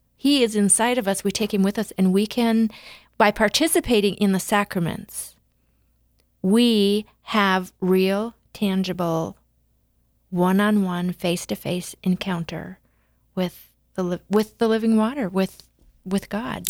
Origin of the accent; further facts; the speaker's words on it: West River, South Dakota, United States; I'm a West River girl